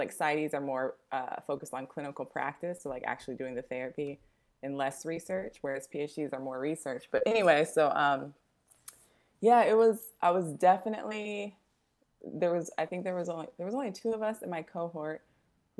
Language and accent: English; Las Vegas, Nevada, United States; moved away as an adult; now in Oakland, United States; I'm actually from Las Vegas, but I've been in the Bay since 2013